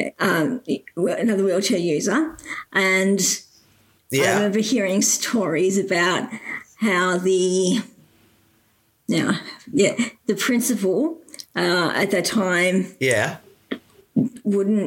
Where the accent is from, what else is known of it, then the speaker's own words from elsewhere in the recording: Geelong, Victoria, Australia; I grew up in Geelong. So I've been in Geelong, born and bred